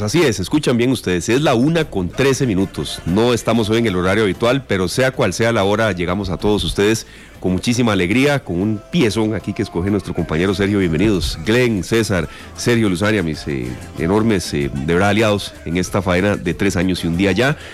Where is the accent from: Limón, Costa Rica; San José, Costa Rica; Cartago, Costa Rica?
San José, Costa Rica; yo soy de, de San José